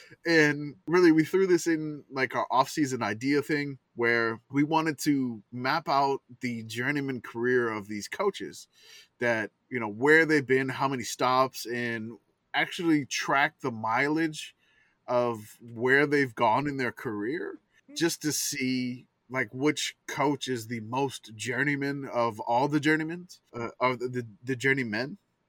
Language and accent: English; the South, United States; I'm from the South, so no.